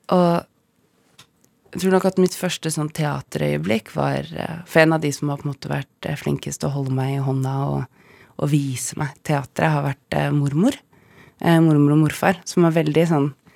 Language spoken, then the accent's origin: Norwegian; Bodø, Nordland, Norway; now in Oslo, Norway; jeg er født i Bodø